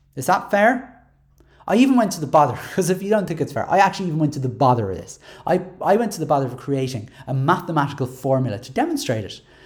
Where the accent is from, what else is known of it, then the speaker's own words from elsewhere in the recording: Dublin, Leinster, Ireland; I'm from Dublin six